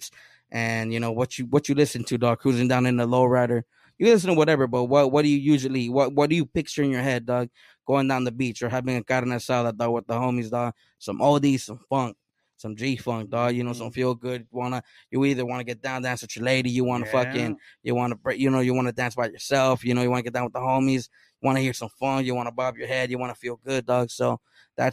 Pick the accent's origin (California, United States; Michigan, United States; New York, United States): California, United States; Oceanside; first language Spanish; English is a second language; Oceanside, man, it's the beach, palm trees, lowriders, surfing